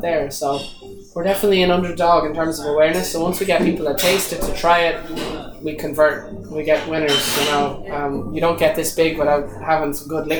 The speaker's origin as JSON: {"language": "English", "country": "Ireland", "said": "as Irish people"}